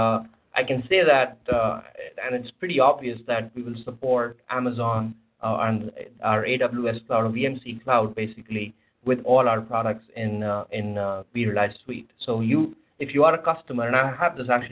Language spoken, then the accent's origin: English; India; moved away; I come from India